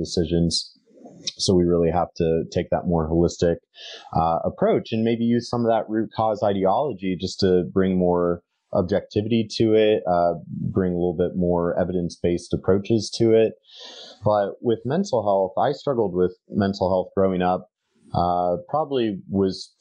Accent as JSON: {"language": "English", "country": "United States", "said": "speaking as an American"}